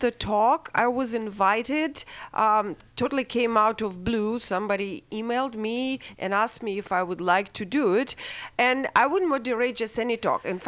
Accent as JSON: {"language": "English", "country": "Russia", "tie": "born or raised there", "moved": "as an adult", "lives_now": "United States", "said": "I grew up in Russia and came to be and formed in Russia"}